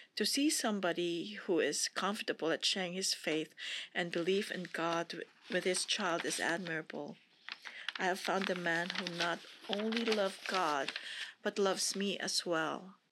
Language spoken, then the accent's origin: English; Philippines; moved away; I was born and raised in the Philippines, which is predominantly a Catholic country